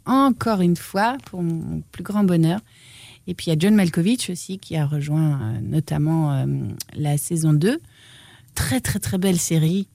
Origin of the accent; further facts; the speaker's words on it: Namur, Wallonia, Belgium; Chez moi, à Namur